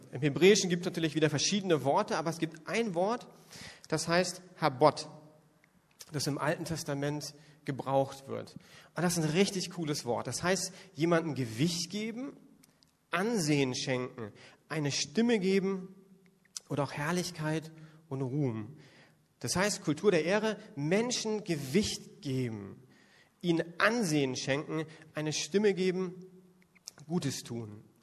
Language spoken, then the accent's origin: German; Northern Germany, Germany; now in Berlin, Germany; Das würde bei uns in Berlin überhaupt nicht ankommen und ich komme von der Küste geht das gar nicht.